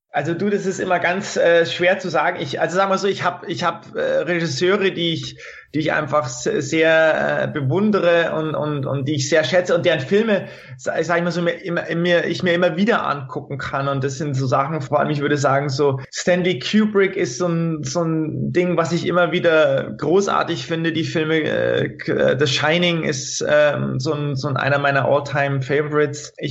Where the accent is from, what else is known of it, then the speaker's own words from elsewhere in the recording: Prien am Chiemsee, Bavaria, Germany; Also da in, in Prinam-Chiemsee, wo ich, wo ich herkomme, da, da gibt's immer noch eine kleine Videothek